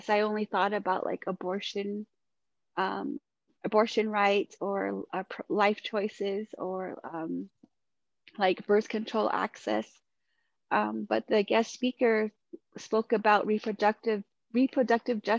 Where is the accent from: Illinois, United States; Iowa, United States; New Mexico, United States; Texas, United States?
New Mexico, United States; Shiprock; moved away; I moved back to my hometown of Shiprock